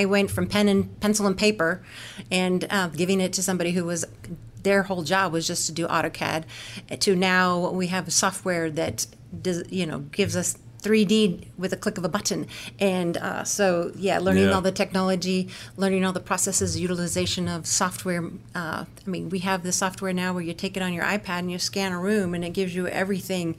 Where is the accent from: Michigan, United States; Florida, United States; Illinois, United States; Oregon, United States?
Oregon, United States; Corvallis; moved away as an adult; now in St. Louis, United States; I grew up in the Pacific Northwest, so Oregon